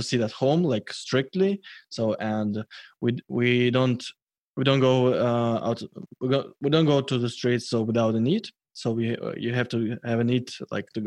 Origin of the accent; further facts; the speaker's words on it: Moscow, Russia; English is a second language; I'm from Moscow